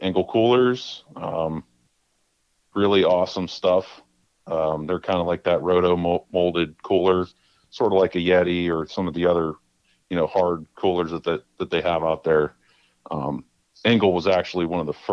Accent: Beaver County, Pennsylvania, United States; also born or lived in Utica area, New York; Grew up there till I was about 5 or so. And then we moved to Beaver County when I was about 5 years old

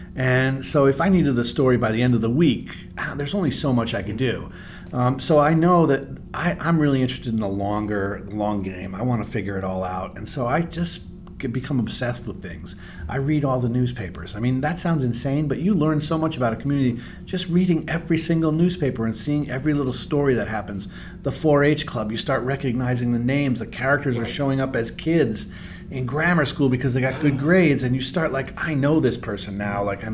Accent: Miami, Florida, United States; you know, I grew up in Miami and I would have to drive up to Tallahassee when I was younger.

